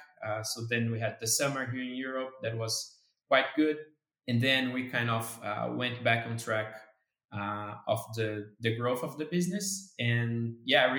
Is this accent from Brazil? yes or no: yes; Brazil; moved away as an adult; now in Netherlands; I am a Brazilian engineer. So I relocated from Brazil to the Netherlands